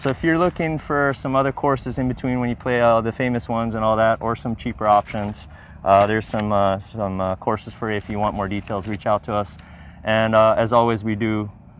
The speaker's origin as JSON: {"language": "English", "town": "Pukalani", "region": "Hawaii", "country": "United States", "tie": "born or raised there", "said": "my hometown, Pukalani, where I grew up."}